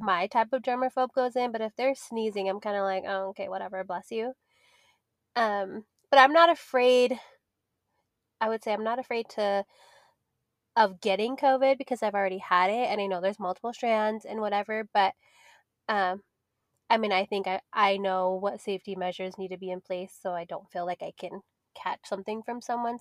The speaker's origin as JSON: {"language": "English", "town": "Las Vegas", "region": "Nevada", "country": "United States", "tie": "born or raised there", "said": "I grew up in Vegas, so we used to have mansion parties"}